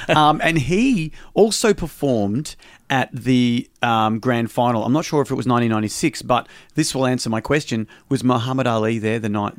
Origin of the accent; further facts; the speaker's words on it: Greensborough, Victoria, Australia; also born or lived in Research / Epping; So I grew up in Greensboro, and then my parents, when I was 8, we moved to Research.